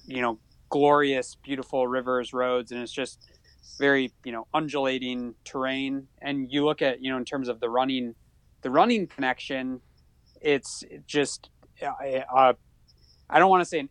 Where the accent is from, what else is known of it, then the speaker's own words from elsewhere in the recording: Traverse City, Michigan, United States; also born or lived in Ann Arbor, Michigan; I'm actually from Northern Michigan, from Traverse City